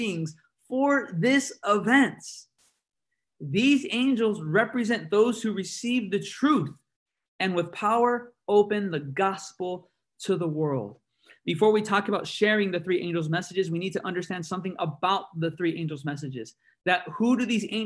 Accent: San Bernardino, California, United States; I come from San Bernardino, California

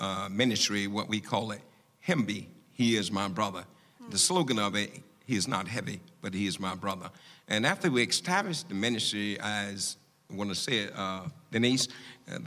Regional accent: New York City, New York, United States; I'm from New York City.

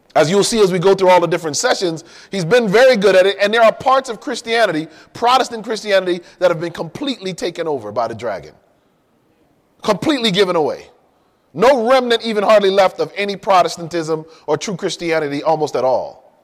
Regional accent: Hartford, Connecticut, United States; also born or lived in Miami, Florida; now in California, United States; I grew up in Connecticut, in Hartford

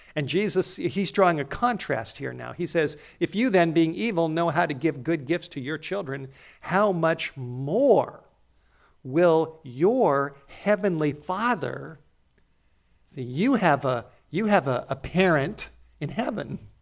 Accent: Los Angeles, California, United States; moved away; growing up in North Hollywood

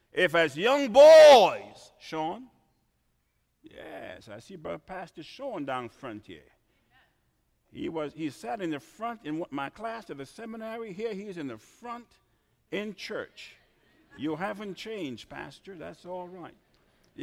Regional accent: Trinidad & Tobago; moved away; I was born in the Caribbean

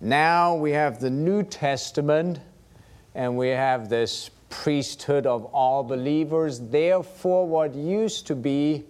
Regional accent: Germany; moved away; growing up in Germany as a Lutheran

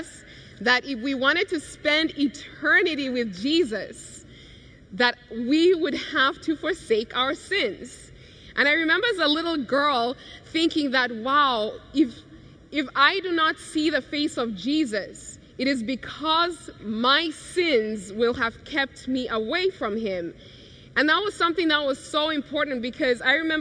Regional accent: Kenya; growing up in Kenya, such a carefree life, happy

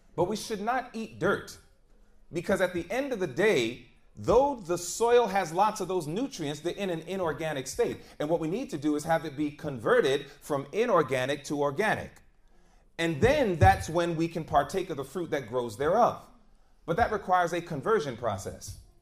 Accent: New York City, New York, United States; moved away as an adult; also born or lived in Georgia; I grew up in the concrete jungle of New York City

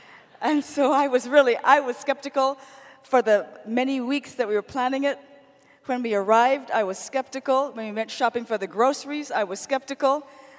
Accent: Ohio, United States

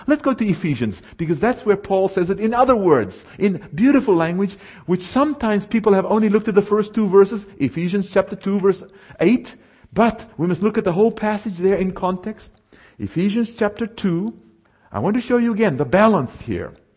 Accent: South Africa; now in United States; I was raised in what is called apartheid South Africa

